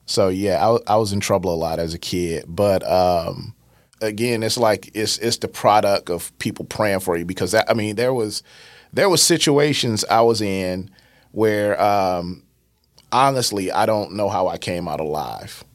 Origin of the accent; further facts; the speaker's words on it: East St. Louis, Illinois, United States; born and raised in East St. Louis